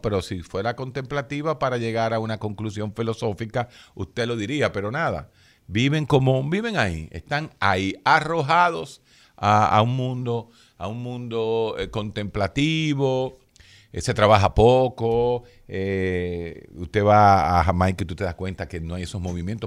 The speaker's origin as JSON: {"language": "Spanish", "country": "Dominican Republic", "said": "somos los dominicanos, todos, absolutamente todos"}